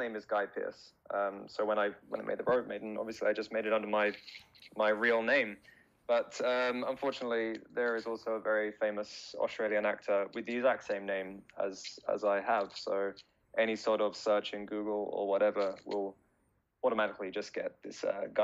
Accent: Brighton, South East England, United Kingdom; moved away as an adult; now in Japan; I'm from a small town in the south of England called Brighton. It's about an hour south of London. So I spent the first 25 years of my life there

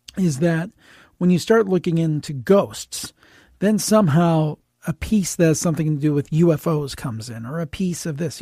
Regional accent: Cleveland, Ohio, United States; I'm from Cleveland and grew up actually in the city, not in the suburb

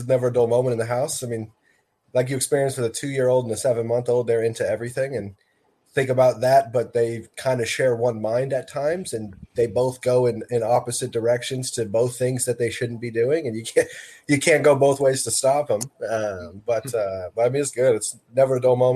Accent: Seattle, Washington, United States; born and raised in Seattle, Washington.

